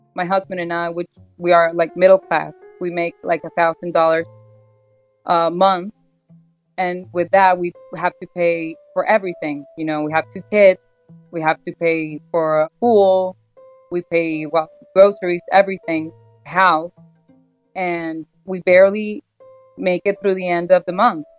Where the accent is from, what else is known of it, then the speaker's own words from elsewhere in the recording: Caracas, Capital District, Venezuela; I'm from Caracas, Venezuela